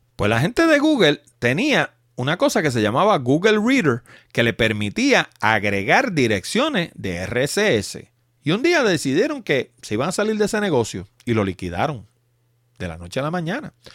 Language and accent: Spanish; Puerto Rico; como decimos los puertorriqueños